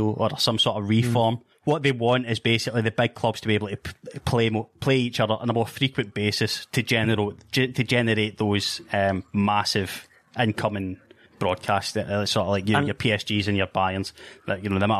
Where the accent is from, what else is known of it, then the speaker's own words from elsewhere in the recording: Scotland, United Kingdom; from my home country